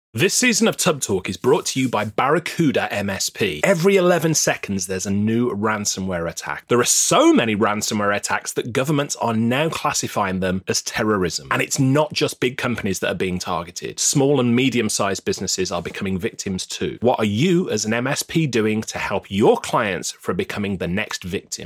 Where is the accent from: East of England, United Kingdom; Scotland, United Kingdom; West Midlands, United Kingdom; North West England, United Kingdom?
West Midlands, United Kingdom; Birmingham; now in Newcastle upon Tyne, United Kingdom; my hometown of Birmingham